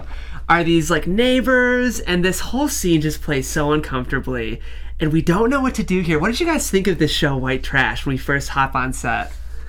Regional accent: Midwest, United States; I grew up in the Midwest.

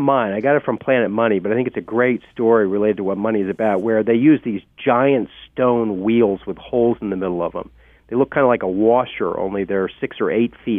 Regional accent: Illinois, United States; I'm from Illinois, land of Lincoln.

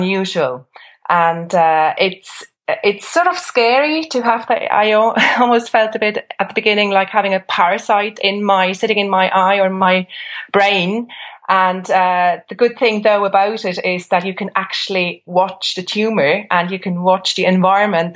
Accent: Switzerland; now in Ireland; I'm from Switzerland, where complementary and alternative therapy is enshrined in the constitution. So I grew up with it.

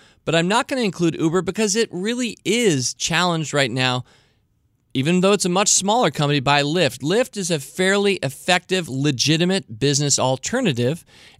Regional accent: Wales, United Kingdom; accent: Welsh; sometimes I overamp my Welsh accent.

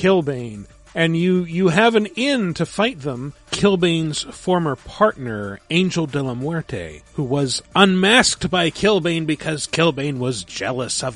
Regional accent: Washington, United States; I was in Washington

